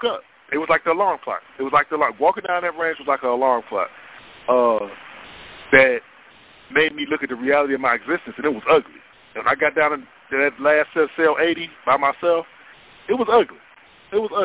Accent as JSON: {"language": "English", "town": "Cleveland", "region": "Ohio", "country": "United States", "said": "I'm from Northeast Ohio, from Cleveland"}